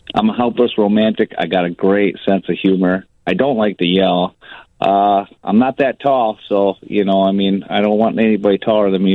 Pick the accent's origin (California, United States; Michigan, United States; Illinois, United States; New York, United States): Illinois, United States; Park Ridge; now in Beloit, United States; I was born on uh, in, in Park Ridge, Cook County